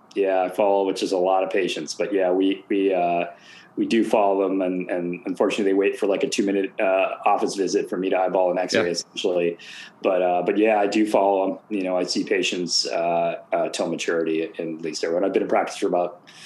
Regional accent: Boston, Massachusetts, United States; I'd go to Fenway because I grew up in Boston

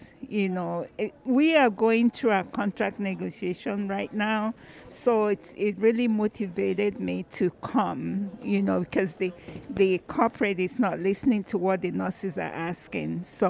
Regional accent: Minnesota, United States

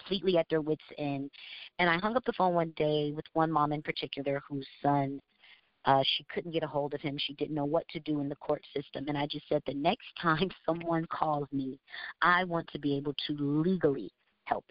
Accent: Georgia, United States; moved away as an adult; also born or lived in New York; now in Orlando, United States; I consider myself a Southerner. I was raised in Georgia. I wasn't born there, but I was raised in Georgia from the time I was a baby.

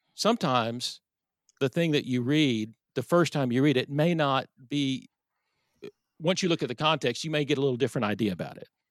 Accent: Irving, Texas, United States; I grew up in Irving, Texas

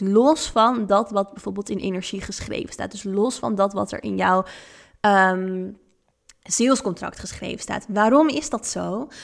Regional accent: Netherlands; also born or lived in Thailand; now in Ibiza, Spain; Eigenlijk al heel jong ben ik veel gaan reizen en ben ik weggegaan uit Nederland.

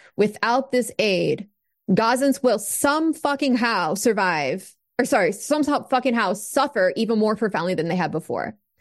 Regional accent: United States; as an American

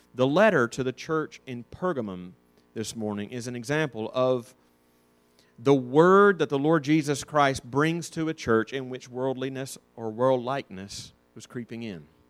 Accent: North Alabama, United States; I'm from North Alabama

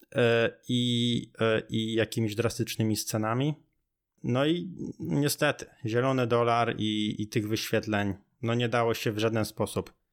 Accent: near Radom, Masovian Voivodeship, Poland; ja jestem z okolic Radomia

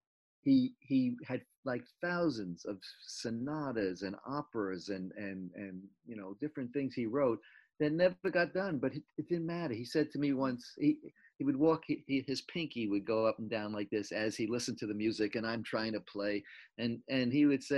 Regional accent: Jericho, New York, United States; born or raised there; also born or lived in Brooklyn, New York

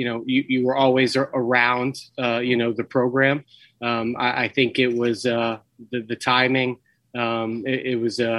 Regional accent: Worcester, Massachusetts, United States; I'm from Worcester. I was born in Worcester. I still live in Worcester. I actually live probably about 60 seconds from Gaskell Field, our home field.

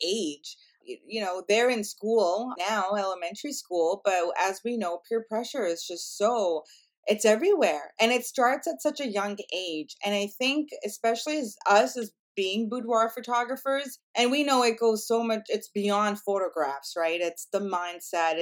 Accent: Canada; I'm Indian by heritage, and I'm first generation Canadian

